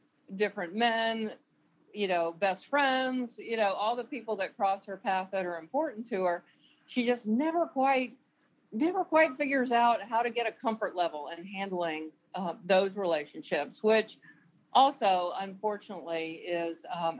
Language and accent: English; the South, United States; I grew up in the South where my opportunities were different from the boys that were my age